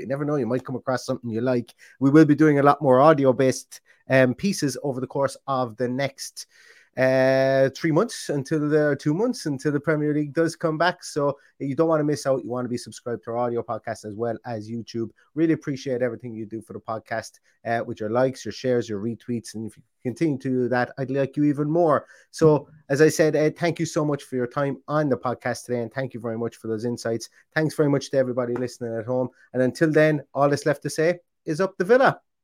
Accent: Ireland; I am Irish

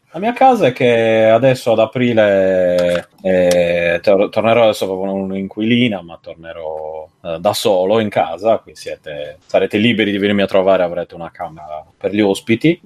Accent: Cagliari, Sardinia, Italy; moved away; quello che ho a Cagliari, quando torno a casa

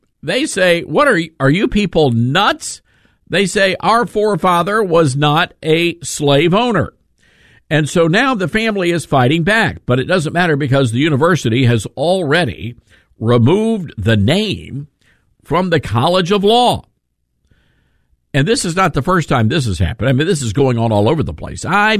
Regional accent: the South, United States; Now, I grew up in the South.

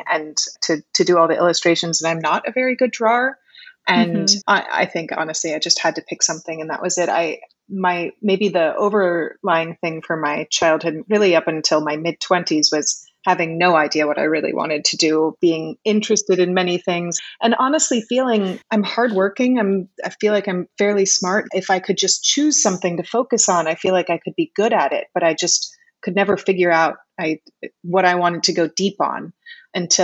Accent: Connecticut, United States; also born or lived in New York City; now in Puerto Rico; I was born in New York City, and I grew up in Connecticut

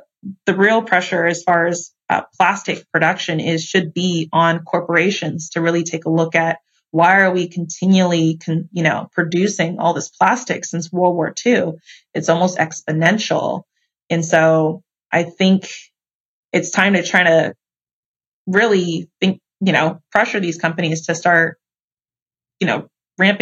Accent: California, United States; moved away; also born or lived in Georgia; I'm from California, but I also lived in Georgia. I lived for high school

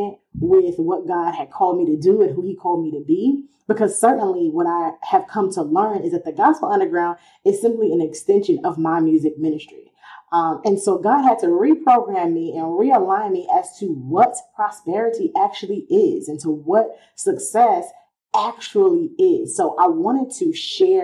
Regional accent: New York City, New York, United States; I'm from Queens

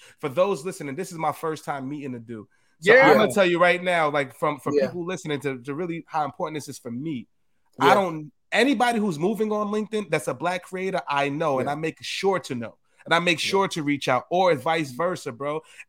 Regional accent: New York City, New York, United States; So for me, coming from the Bronx, that shit mean a lot to me, bro.

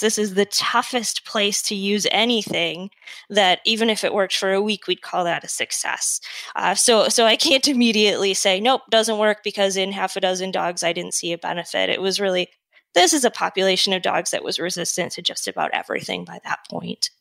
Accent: Detroit, Michigan, United States; moved away as an adult; also born or lived in Prince Edward Island, Canada / North Carolina / Washington / Minnesota; now in Eden Prairie, United States; I'm originally from Michigan, Metro Detroit area

